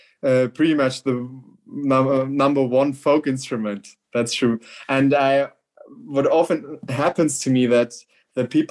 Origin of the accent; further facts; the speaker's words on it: half an hour from a venue in Bavaria, Germany; now in Munich, Germany; this Laibach is just half an hour from my hometown.